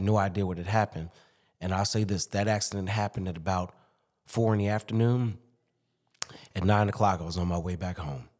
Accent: Chicago, Illinois, United States; moved away as an adult; also born or lived in Durham, North Carolina / Boston, Massachusetts / Springfield, Massachusetts; now in Alexandria, United States; born and raised in Chicago

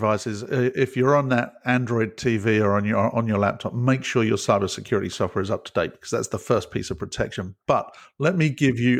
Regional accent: United Kingdom; Being British, it would be milk.

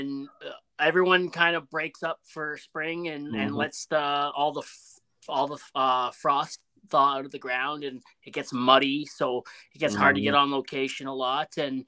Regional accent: close to Toronto, Ontario, Canada; also born or lived in Edmonton, Alberta; now in Calgary, Canada; I'm from Ontario originally. I'm actually from close to Toronto

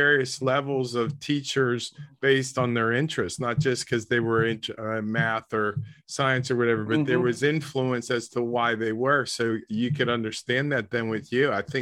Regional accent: East Coast, United States; I'm from the East Coast

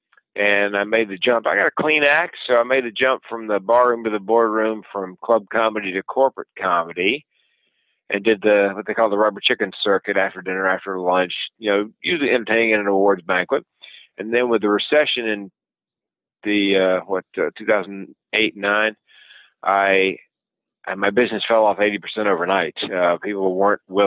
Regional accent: the South, Southern United States, United States; accent: Southern; being a Southerner

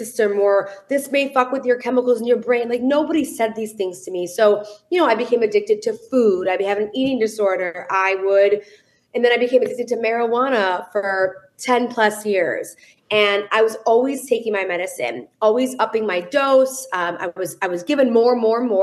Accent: Detroit, Michigan, United States; I am from Detroit, Michigan

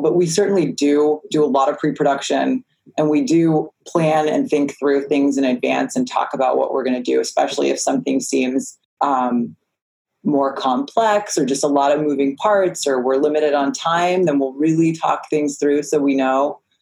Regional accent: East Coast, United States; also born or lived in South Florida; I'm from the East Coast

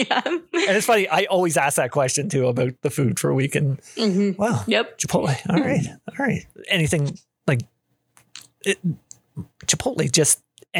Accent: Canada; I'm Canadian.

